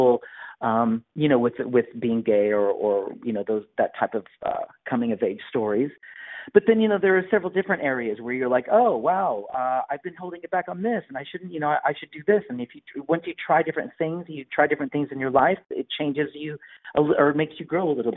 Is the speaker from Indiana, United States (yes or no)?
yes; Bedford, Indiana, United States; also born or lived in Bloomington, Indiana; I grew up in Bedford